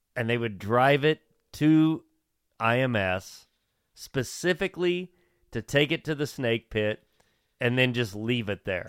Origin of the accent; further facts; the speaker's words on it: Bloomington, Indiana, United States; when I grew up in Bloomington